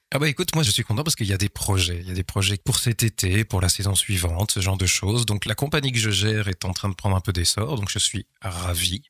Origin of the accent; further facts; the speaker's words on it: Nivelles, Wallonia, Belgium; ma ville natale